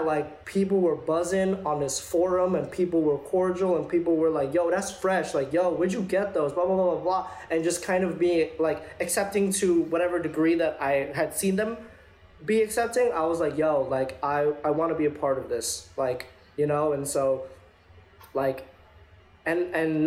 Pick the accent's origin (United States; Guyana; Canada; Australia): United States; New York City, New York; I'm from Flushing, Queens.